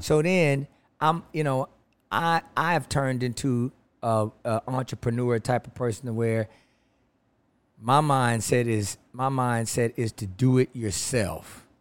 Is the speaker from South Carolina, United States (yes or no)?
no; Los Angeles, California, United States; Los Angeles, California